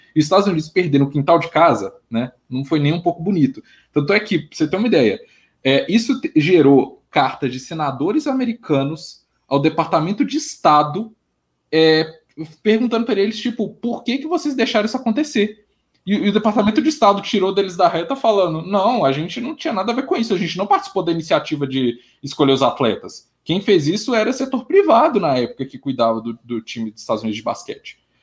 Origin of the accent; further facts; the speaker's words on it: Minas Gerais, Brazil; Eu sou de Minas Gerais